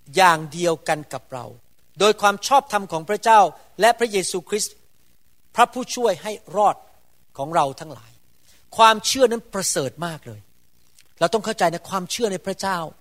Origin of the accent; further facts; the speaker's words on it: Thailand; first language Thai; เรามาเกิดเป็นคนไทย ผู้ภาษาไทย